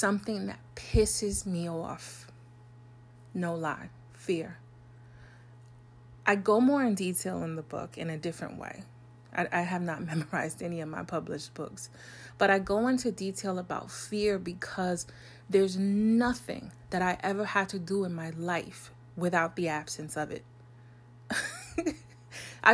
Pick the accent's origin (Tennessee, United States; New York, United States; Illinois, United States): New York, United States; I'm a New Yorker.